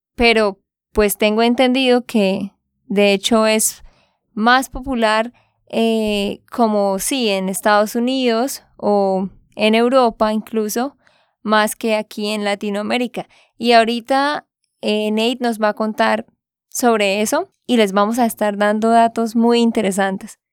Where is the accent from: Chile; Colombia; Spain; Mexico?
Colombia; Santander; de Santander, Colombia.